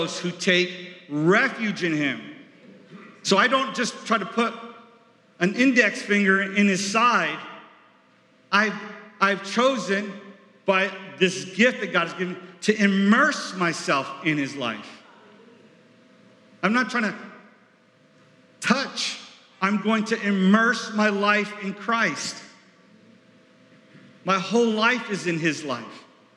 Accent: New York, United States; moved away; I was from New York

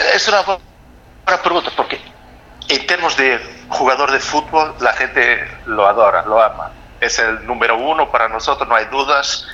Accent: Portugal; Spanish is a second language; now in Germany

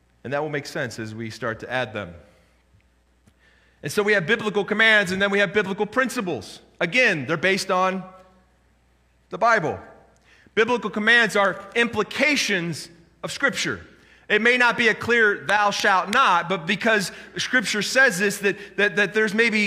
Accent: United States; as an American

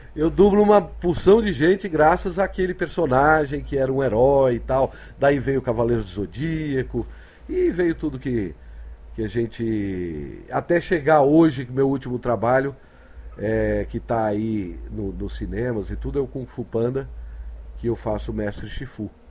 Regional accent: Rio de Janeiro, Brazil; moved away as an adult; also born or lived in Recife; now in São Paulo, Brazil; hoje eu digo que eu sou um carioca dissidente, né? Eu sou muito mais paulista do que carioca

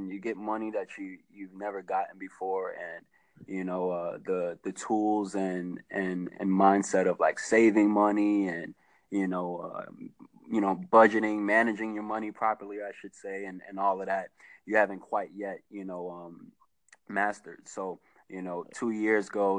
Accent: New York City, New York, United States; moved away as an adult; also born or lived in North Carolina / Fayetteville / Charlotte; now in Houston, United States; I'm from the Bronx. The majority of my family is Harlem, New York, though, Manhattan. But I'm from the Bronx

